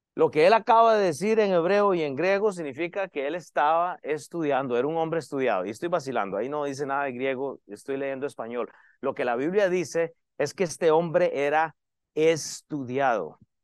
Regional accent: Costa Rica; moved away; Yo soy de Costa Rica.

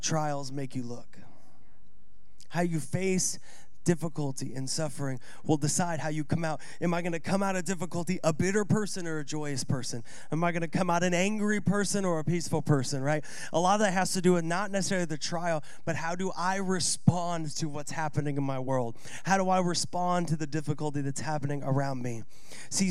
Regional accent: Seattle, Washington, United States; born or raised there

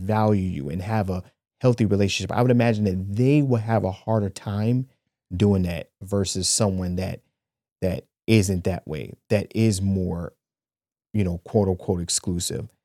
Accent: Cleveland, Ohio, United States; I'm a nigga from Cleveland

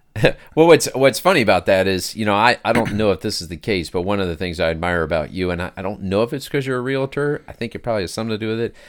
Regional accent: Springdale, Ohio, United States; I grew up in Springdale, which is a neighboring thing.

